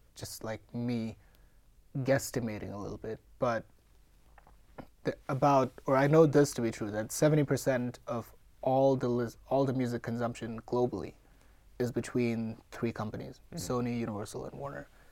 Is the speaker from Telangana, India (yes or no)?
no; Mumbai, Maharashtra, India; moved away; I'm born and raised in India